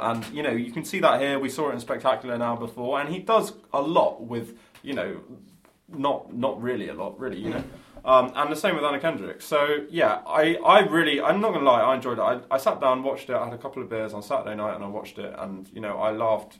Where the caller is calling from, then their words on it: England, United Kingdom; I'm calling from England.